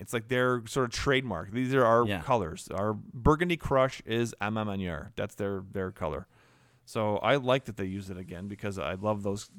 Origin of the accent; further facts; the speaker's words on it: Montreal, Quebec, Canada; We're both from Montreal.